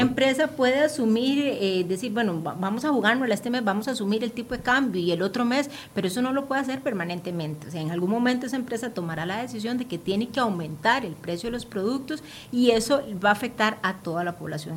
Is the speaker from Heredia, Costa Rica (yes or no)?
no; Limón, Costa Rica; moved away; yo soy de Limón y todas las semanas yo me regreso